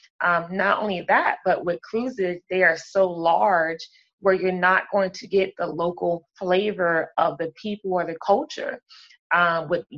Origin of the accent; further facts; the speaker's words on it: Cape Charles, Virginia, United States; I am from Cape Charles, Virginia.